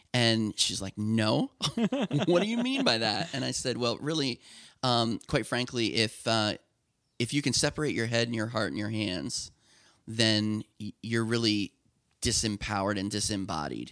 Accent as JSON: {"language": "English", "area": "Lancaster County", "region": "Pennsylvania", "country": "United States", "tie": "born or raised there", "said": "I grew up in Lancaster County"}